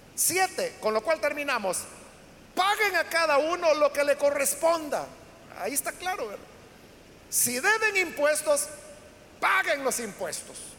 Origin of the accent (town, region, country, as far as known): El Salvador